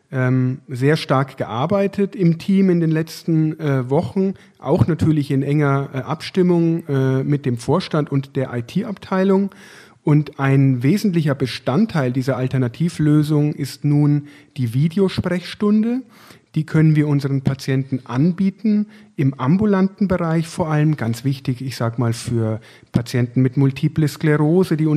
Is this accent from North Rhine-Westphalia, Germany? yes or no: no; Würzburg, Bavaria, Germany; now in Essen, Germany; Ich bin damals von Würzburg, sozusagen als Franke, als hausechter Franke, hierher gewechselt in das Ruhrgebiet